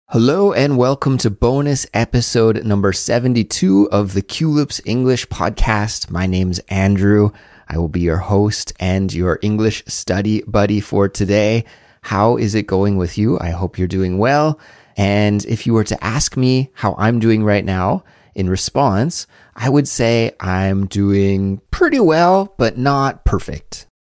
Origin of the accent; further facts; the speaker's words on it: Canada; moved away as an adult; now in South Korea; my everyday life as a Canadian living abroad in South Korea